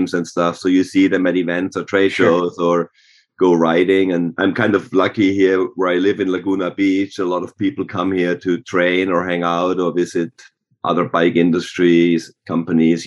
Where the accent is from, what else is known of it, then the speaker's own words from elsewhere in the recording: Germany; moved away; growing up in Germany